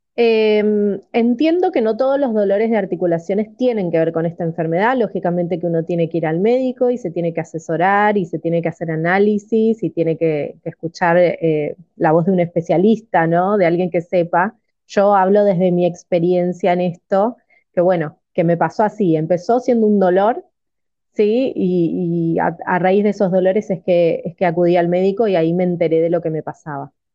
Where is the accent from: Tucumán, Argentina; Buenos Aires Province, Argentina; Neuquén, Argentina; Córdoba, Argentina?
Buenos Aires Province, Argentina; Máximo Paz; vivo en Buenos Aires, Argentina, en un pueblito que se llama Máximo Paz, que está bastante alejado